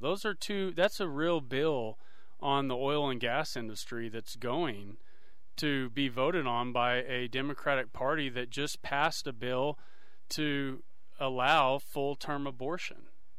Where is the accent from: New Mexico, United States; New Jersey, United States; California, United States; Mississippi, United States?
New Mexico, United States; I'm from New Mexico